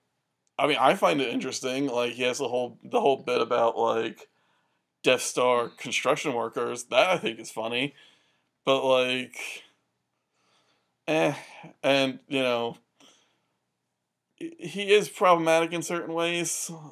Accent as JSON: {"language": "English", "area": "near the Quick Stop", "region": "New Jersey", "country": "United States", "tie": "born or raised there", "said": "I grew up near the Quick Stop"}